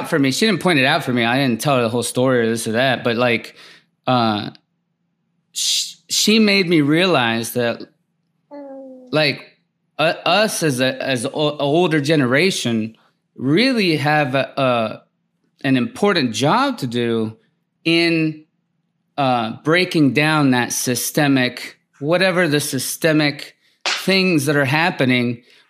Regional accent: Mississippi, United States; I grew up in Mississippi, mm-hmm. very poor

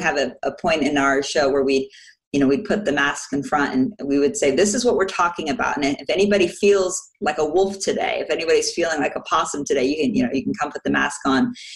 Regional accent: Orlando, Florida, United States; also born or lived in Washington, D.C.; now in Nuremberg, Germany; I am actually an American. I was born in DC and raised in Orlando, Florida.

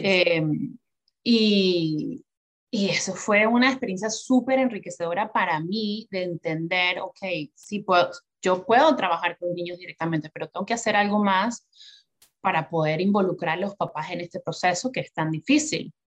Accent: Venezuela; moved away as an adult; now in New York, United States; yo nací y crecí en Venezuela

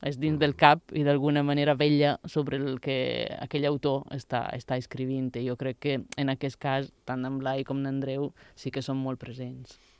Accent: Italy; Catalan is a second language; moved away as an adult; also born or lived in Barcelona; now in Mallorca, Spain; vaig deixar Itàlia quan en tenia, quan tenia 20 anys

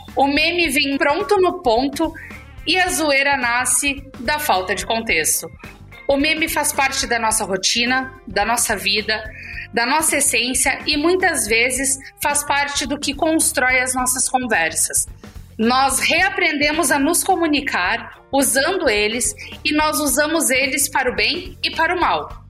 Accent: Chapecó, Santa Catarina, Brazil; eu sou do interior de Santa Catarina, eu sou de Chapecó, crescida lá. Não nasci lá, mas cresci lá, passei a vida inteira

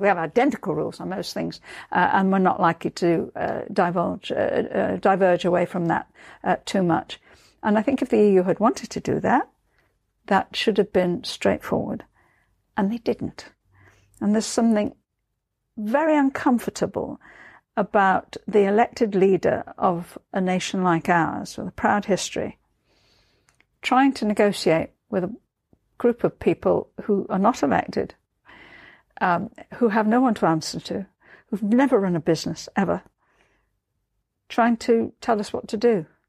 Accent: Liverpool, North West England, United Kingdom; moved away; born and brought up in Liverpool

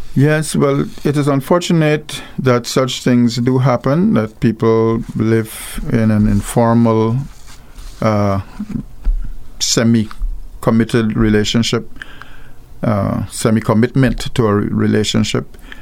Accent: Guyana; now in Antigua and Barbuda; I come from, I was born in Guyana, where there's gold

